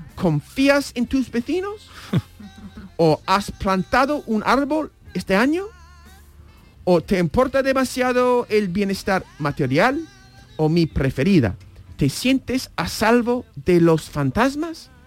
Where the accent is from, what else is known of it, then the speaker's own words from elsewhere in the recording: United States; moved away; como estadounidense me crié